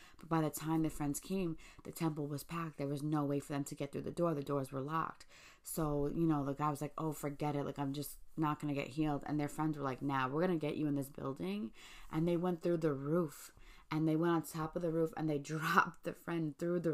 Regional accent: New York City, New York, United States; I'm from Staten Island

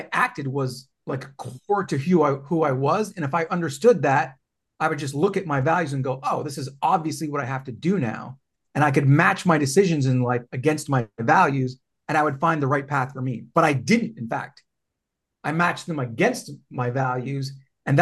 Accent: Canada; I'm Canadian

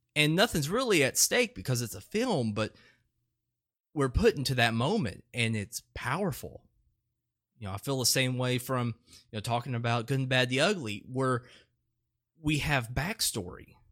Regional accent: Etowah, United States; inside my hometown of Etowah

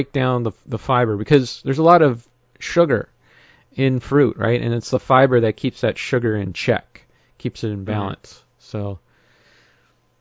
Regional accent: Northern Ontario, Canada; now in Southern Ontario, Canada; I grew up in Northern Ontario

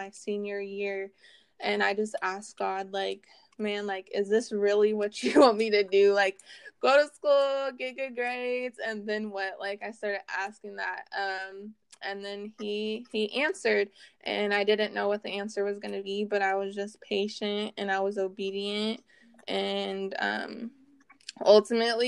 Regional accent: Oregon coast, United States; now in Vancouver, United States; I was born on the Oregon coast. I currently reside in Vancouver, Washington

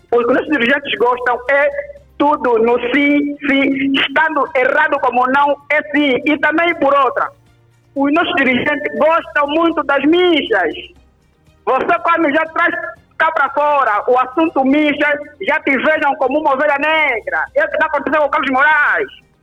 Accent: Angola; E nós, como angolanos, queremos os melhores.

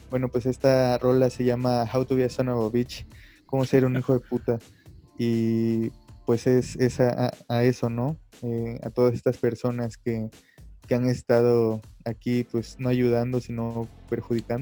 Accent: Mérida, Yucatán, Mexico; now in Mexico City, Mexico; soy de Mérida, Yucatán. Actualmente estoy viviendo en la Ciudad de México

